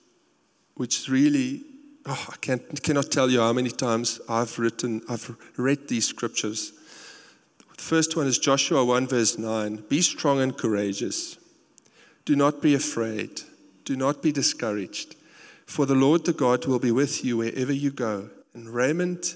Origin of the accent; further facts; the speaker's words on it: South Africa; accent: South African; moved away as an adult; now in United States; my South African accent